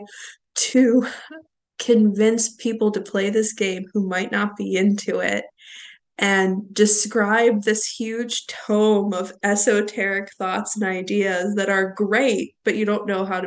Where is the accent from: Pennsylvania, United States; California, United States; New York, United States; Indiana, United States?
Pennsylvania, United States; Pittsburgh; I am from Pittsburgh.